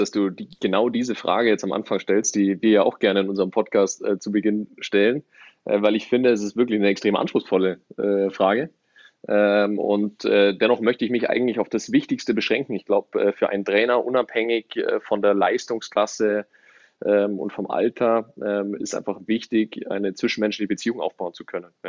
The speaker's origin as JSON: {"language": "German", "town": "Ismaning", "region": "Bavaria", "country": "Germany", "tie": "born or raised there", "said": "auch groß geworden in der Nähe von München, in Ismaning."}